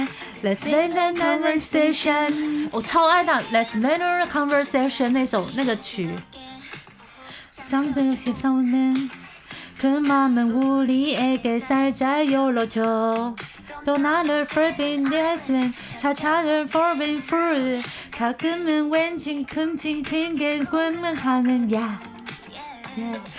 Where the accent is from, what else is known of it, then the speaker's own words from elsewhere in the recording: South Korea; Chinese is a second language; 其实我有时候在听韩国音乐的时候，我有时候会觉得，身为韩国人还蛮忙的。